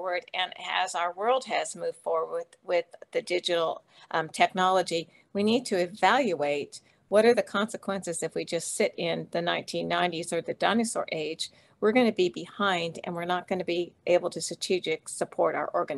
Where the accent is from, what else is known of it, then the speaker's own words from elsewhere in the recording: United States; my home country of the US